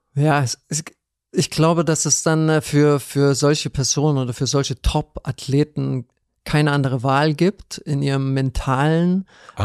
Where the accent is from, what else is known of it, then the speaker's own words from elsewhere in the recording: Ludwigshafen, Rhineland-Palatinate, Germany; ich bin in Ludwigshafen geboren, das ist in ja. Rheinland-Pfalz